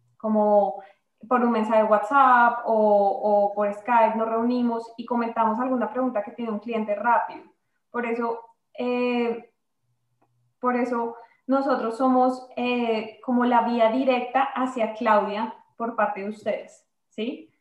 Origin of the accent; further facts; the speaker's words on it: Colombia; moved away as an adult; now in Canada; yo soy de Colombia, eh, me gradué en el 2015 de la Universidad de Externado